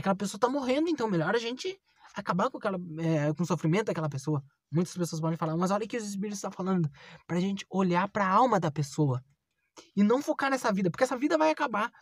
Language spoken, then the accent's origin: Portuguese; Bagé, Rio Grande do Sul, Brazil; moved away as an adult; estou aqui em Bagé, vim visitar minha terra natal